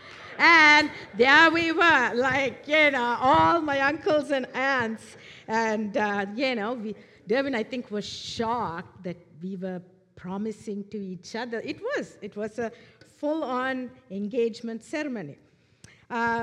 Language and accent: English; Sri Lanka; moved away; I am originally from Sri Lanka, an Eastern culture.